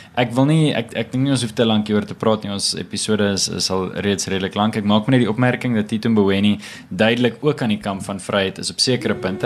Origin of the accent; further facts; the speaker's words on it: South Africa; ons as jong Af Afrikaners